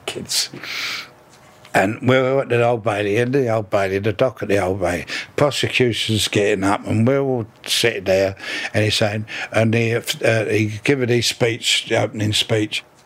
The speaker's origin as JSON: {"language": "English", "region": "London", "country": "United Kingdom", "tie": "born or raised there", "said": "born in Battersea uh, in 1932"}